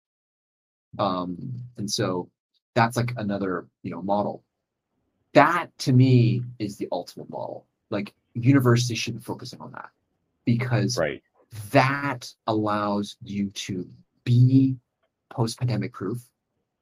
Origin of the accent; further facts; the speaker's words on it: Illinois, United States; now in Hong Kong; I was originally from Illinois. I was born in Illinois